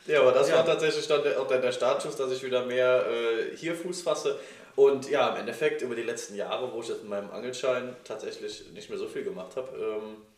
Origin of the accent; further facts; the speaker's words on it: Schophoven, North Rhine-Westphalia, Germany; Also ich wohne immer noch im selben Ort, ah. äh, wo ich groß geworden bin, in Schophoven.